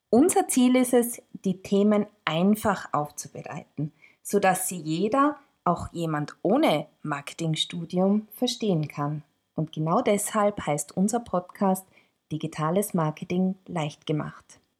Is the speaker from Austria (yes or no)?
yes; Tyrol, Austria; Zufälligerweise komme ich auch aus Tirol.